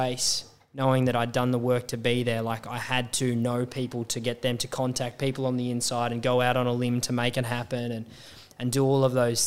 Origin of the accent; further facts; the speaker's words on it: Australia; being an Australian